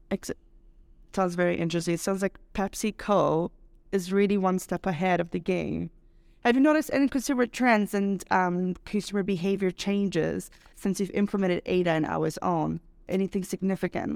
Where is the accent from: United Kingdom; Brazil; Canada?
Brazil; now in Mexico; I'm Brazilian